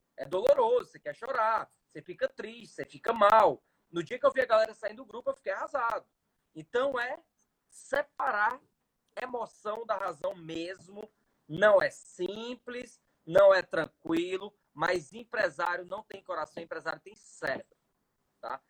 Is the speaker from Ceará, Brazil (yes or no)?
yes; Ceará, Brazil; falar aqui como cearense